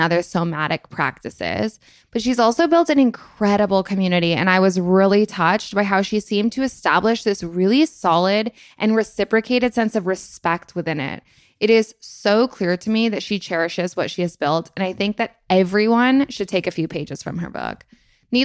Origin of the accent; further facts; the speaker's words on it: Vermont, United States; also born or lived in Los Angeles; now in United Kingdom; I am from Vermont. I moved to LA for a year and now I'm in the UK.